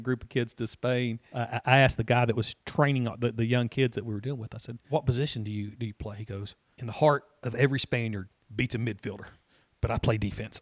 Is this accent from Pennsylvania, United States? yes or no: no; Franklin, Tennessee, United States; I grew up in Middle Tennessee.